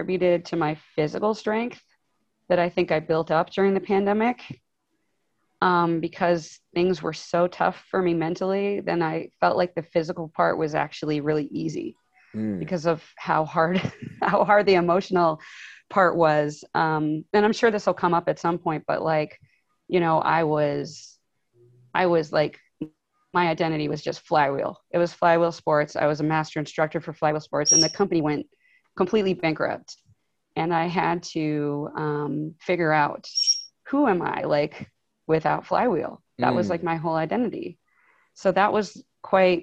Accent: Canada; also born or lived in Ohio, United States / Chicago, United States; now in Seattle, United States; I'm Canadian. I've lived in Ohio. I lived in Chicago. And now I've been in Seattle for like 5 years.

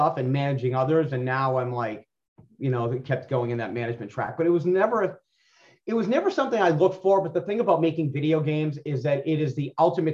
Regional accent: Boston, Massachusetts, United States; I was from South Boston

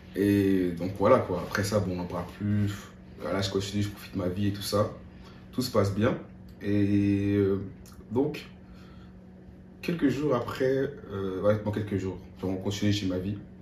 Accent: France; moved away as an adult; also born or lived in Côte d'Ivoire; now in San Diego, United States; je suis français

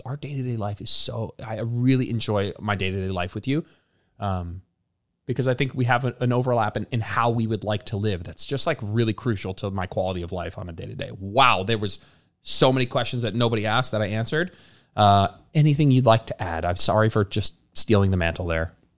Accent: New Jersey, United States; moved away as an adult; now in Austin, United States; We lived, we grew up in New Jersey. We pr-, probably both grew up, like, what, thirty minutes from MetLife

